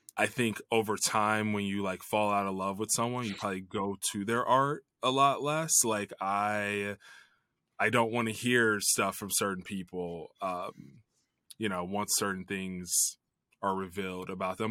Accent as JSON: {"language": "English", "town": "Chicago", "region": "Illinois", "country": "United States", "tie": "born or raised there", "said": "I grew up in the Chicago area"}